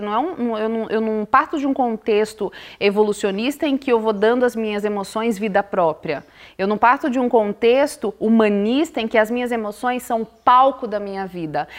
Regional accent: Bahia, Brazil; Eu sou baiana. E tem um ditado na minha terra que baiano não nasce, baiano estreia

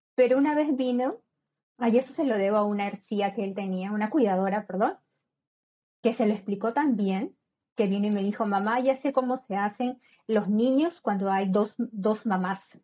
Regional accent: Peru; moved away; en mi país, como sabes, soy de Perú

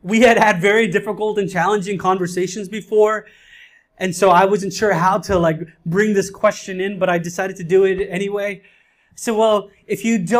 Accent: India; now in New York City, United States; I'm an Indian. I come from a culture that smothers emotions

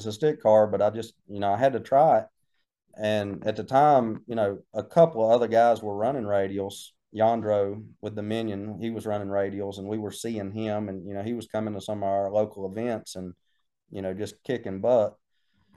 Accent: Mount Airy, North Carolina, United States; we're from Mount Airy, and Mount Airy's Mayberry

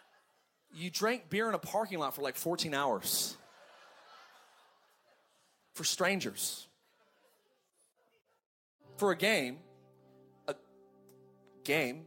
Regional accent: Antelope Valley, California, United States; I grew up in the Antelope Valley

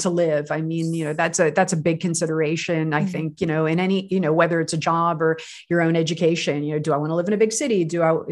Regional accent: United States; I'm American

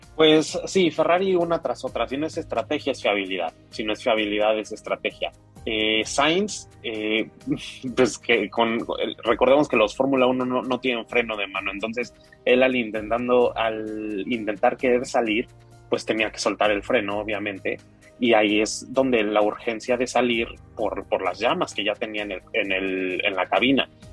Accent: Mexico; a nosotros como mexicanos

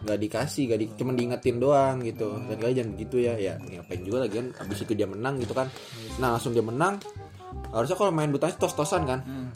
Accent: Bekasi, West Java, Indonesia; Gua anak SMP 3 SMP Negeri tiga Bekasi

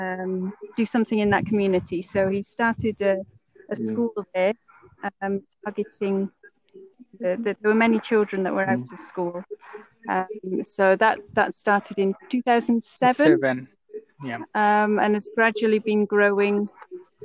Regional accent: Mid Wales, United Kingdom; moved away as an adult; also born or lived in Brecon; now in Uganda; I'm from Mid Wales. I grew up in Mid Wales

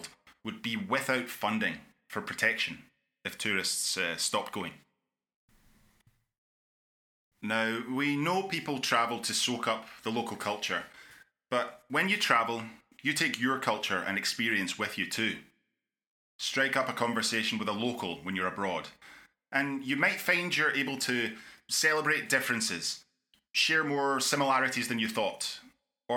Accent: Scotland, United Kingdom; my home country of Scotland

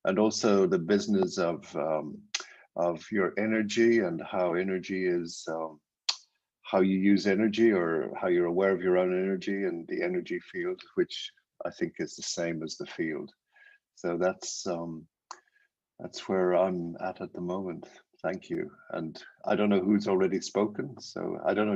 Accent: Ireland; now in London, United Kingdom; I live in London. I'm originally from Ireland.

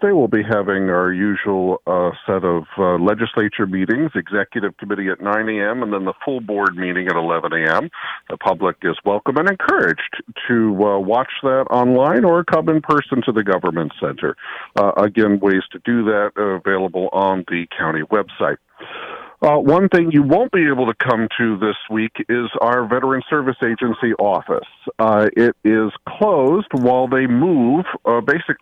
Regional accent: New York, United States; I am a New Yorker at heart

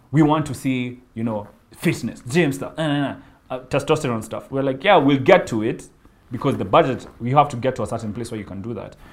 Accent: Kenya; as a Kenyan living in Kenya

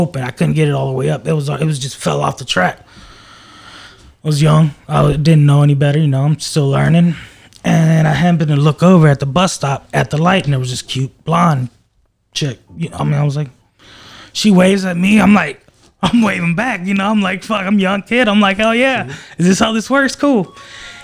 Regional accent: Maryland, United States; moved away; I'm not from around here. You know, I'm from Maryland.

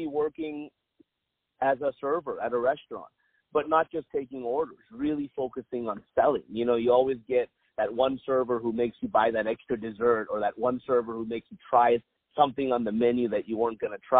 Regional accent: Irvine, California, United States; also born or lived in Compton, California; grew up here, Irvine, California. Was actually born in Compton.

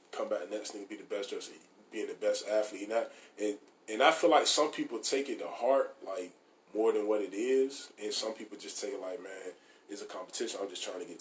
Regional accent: Norfolk, Virginia, United States; born and raised in Norfolk, man. You know, shit, I had grew up out Crown Point

